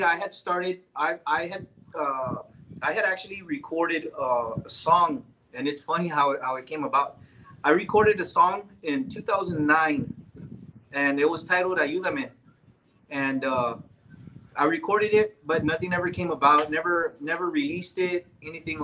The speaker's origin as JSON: {"language": "English", "town": "Dilley", "region": "Texas", "country": "United States", "said": "I'm originally from Dilly."}